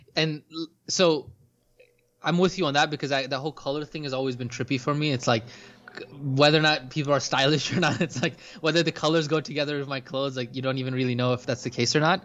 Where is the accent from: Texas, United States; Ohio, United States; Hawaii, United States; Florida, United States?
Florida, United States; Orlando; I was growing up in Orlando